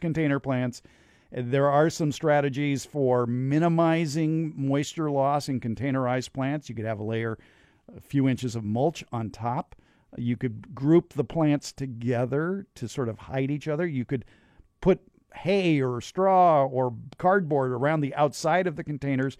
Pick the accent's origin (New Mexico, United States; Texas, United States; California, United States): California, United States; Los Angeles; I grew up here